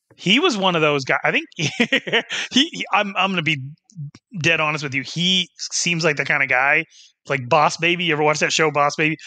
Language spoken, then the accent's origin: English; Wyoming, United States; my hometown in Wyoming